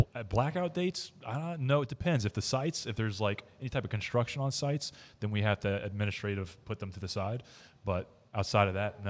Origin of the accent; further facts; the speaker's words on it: New England, United States; also born or lived in Georgia / Maine; now in Melbourne, Florida, United States; I grew up in New England.